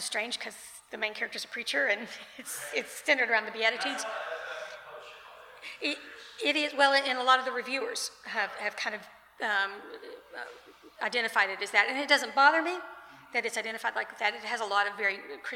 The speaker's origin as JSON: {"language": "English", "town": "Lexington", "country": "United States", "tie": "born or raised there", "said": "I grew up in Lexington"}